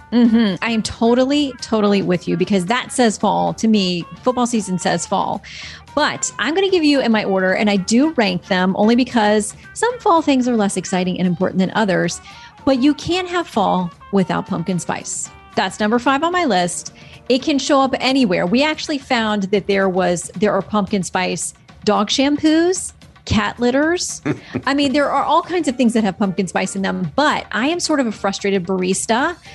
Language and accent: English; Florida, United States; I'm from Florida